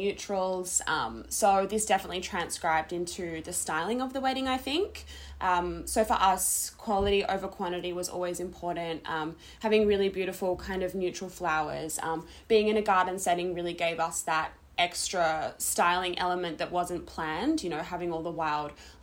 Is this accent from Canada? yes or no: no; Adelaide, South Australia, Australia; we're both originally from Adelaide